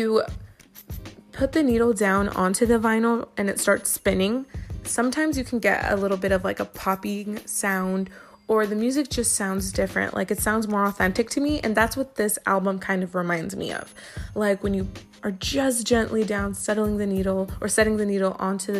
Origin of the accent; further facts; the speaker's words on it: Inland Empire, California, United States; I'm from the Inland Empire, and that's one of the area codes from around here.